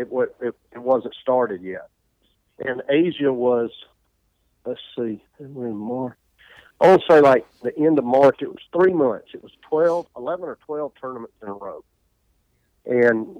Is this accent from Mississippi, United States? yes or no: yes; Poplarville, Mississippi, United States; I grew up in Poplarville, Mississippi, town of 2,000 people